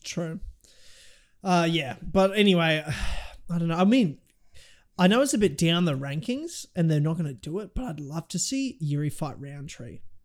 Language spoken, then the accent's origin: English; Australia; I'm an Aussie, but I'm also half Kiwi